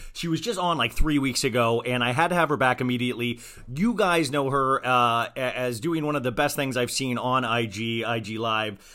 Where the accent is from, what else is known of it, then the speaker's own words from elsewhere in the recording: Kansas, United States; accent: Kansas twang; I have this, like, weird Kansas twang sometimes